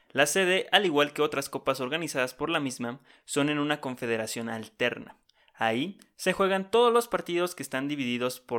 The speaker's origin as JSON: {"language": "Spanish", "country": "Mexico"}